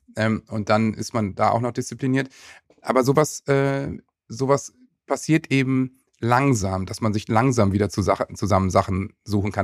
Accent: Worpswede, Lower Saxony, Germany; in dem wunderschönen Dorf Bobswede, wo ich aufgewachsen bin. Das ist so ein Künstlerdorf mit sehr viel Kunst und Kultur

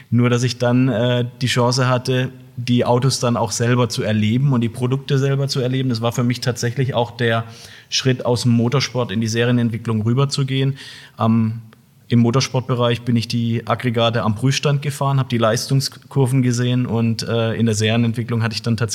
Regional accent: Heilbronn, Baden-Württemberg, Germany; Ich bin hier in der Region groß geworden, ja, bin in Heilbronn geboren. Von daher freut es mich auch wirklich, heute hier zu sein, in meiner Geburtsstadt sozusagen

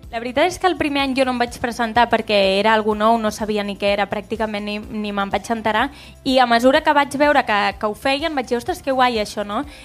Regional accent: Constantí, Catalonia, Spain; Soc de Consentí

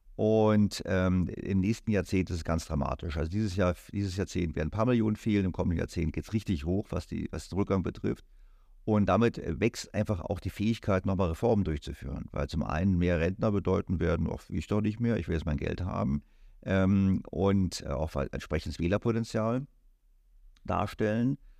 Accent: Germany; als Deutscher

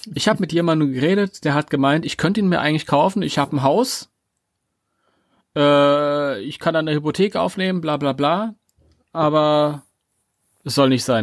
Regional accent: Germany; als Deutscher

